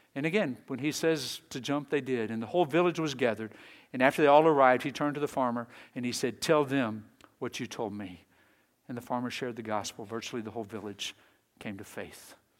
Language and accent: English; Texas, United States; moved away; I was raised in Texas.